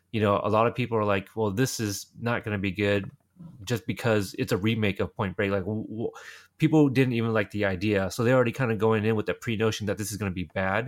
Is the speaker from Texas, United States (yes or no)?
yes; Texas, United States; when people ask me where I'm from, I go Texas